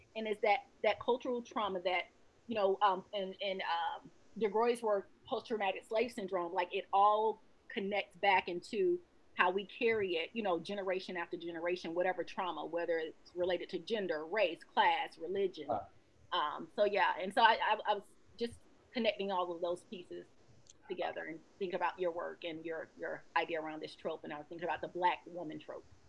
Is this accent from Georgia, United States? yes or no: yes; Georgia, United States; I'm from the South. I'm from Georgia